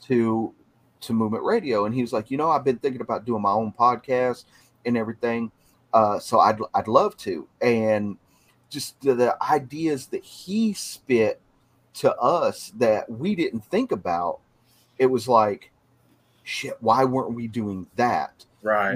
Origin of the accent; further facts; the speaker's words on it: Texas, United States; moved away; I'm originally from Texas